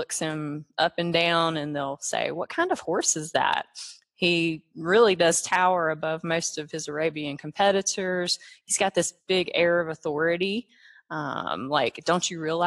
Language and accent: English; North Carolina, United States; I'm from North Carolina.